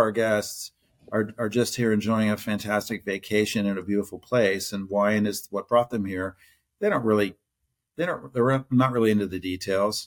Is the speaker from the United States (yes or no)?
yes; Ohio, United States; moved away as an adult; also born or lived in Houston; I grew up in Ohio. I'm a Buckeye